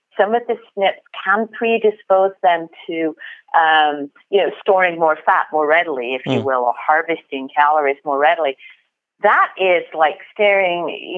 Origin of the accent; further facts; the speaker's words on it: United Kingdom; also born or lived in France; now in United States; growing up in the UK